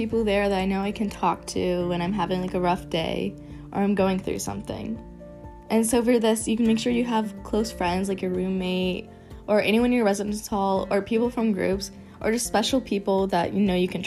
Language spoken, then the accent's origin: English; Pittsburgh, Pennsylvania, United States; I'm from Pittsburgh, Pennsylvania